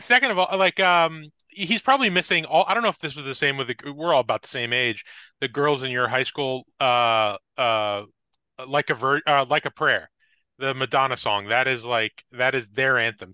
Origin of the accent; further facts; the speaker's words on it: Wayne, New Jersey, United States; from my hometown of Wayne, New Jersey, where I was, uh, grew up